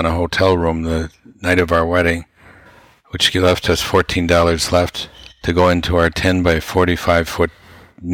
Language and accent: English; Wausau, Wisconsin, United States; we came from an average family in Wausau, Wisconsin